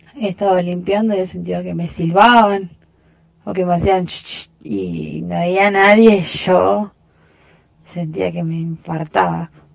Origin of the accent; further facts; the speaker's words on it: Rosario, Santa Fe, Argentina; yo soy de Rosario